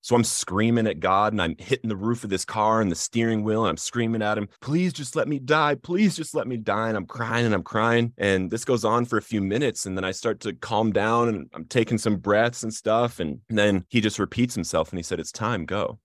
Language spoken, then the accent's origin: English; Littleton, Colorado, United States; I grew up in Littleton, Colorado in the Columbine community